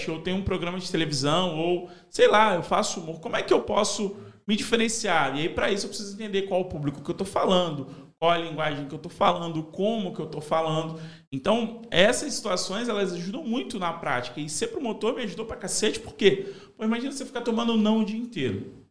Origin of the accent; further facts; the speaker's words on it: Madureira, Rio de Janeiro, Brazil; eu sou de Madureira